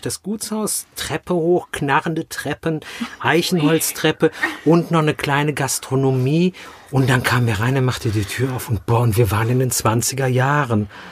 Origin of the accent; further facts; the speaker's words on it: Rhineland, Germany; now in Mainz, Germany; ich als Rheinländer